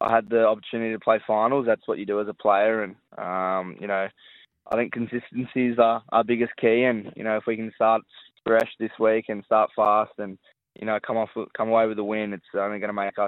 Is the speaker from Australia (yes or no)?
yes; Sydney, New South Wales, Australia; moved away as an adult; now in Gold Coast, Australia; I grew up on the Northern Beaches, so you know, it's pretty similar lifestyle up here with the beaches right there.